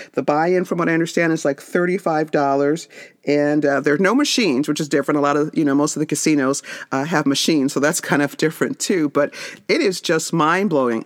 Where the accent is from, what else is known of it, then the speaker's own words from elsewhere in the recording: Las Vegas, Nevada, United States; moved away; I grew up in Las Vegas